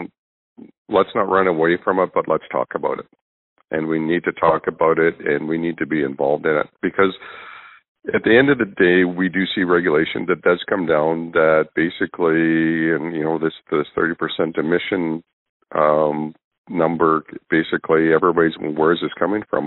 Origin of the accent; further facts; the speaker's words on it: Northern Alberta, Canada; I'm from Northern Alberta